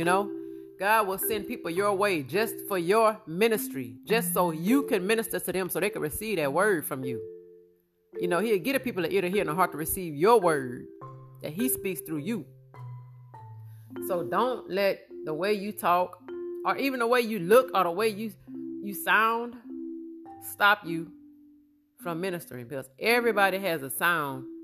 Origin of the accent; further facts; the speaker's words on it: Amite, Louisiana, United States; I'm an old country girl. I'm from Amit, Louisiana